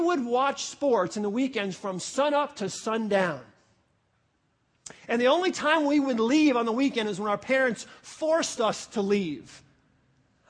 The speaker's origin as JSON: {"language": "English", "region": "New York", "country": "United States", "tie": "born or raised there", "said": "I grew up in New York"}